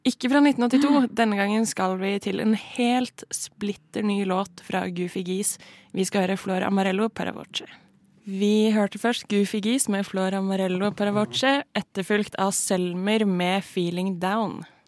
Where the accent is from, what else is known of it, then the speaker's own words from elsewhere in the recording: Stavanger, Rogaland, Norway; moved away; jeg er fra Stavanger